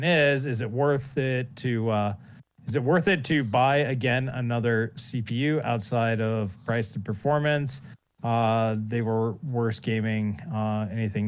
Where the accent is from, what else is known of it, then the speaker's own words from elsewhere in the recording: Canada; As a Canuck